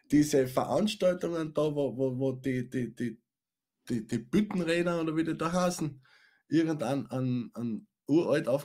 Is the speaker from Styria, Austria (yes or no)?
yes; Styria, Austria; Ich meine, ich komme aus der Steiermark